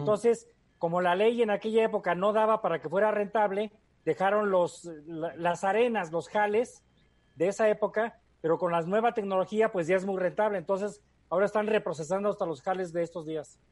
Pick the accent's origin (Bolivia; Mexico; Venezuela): Mexico; Guanajuato; Soy quinta generación de Guanajuato Capital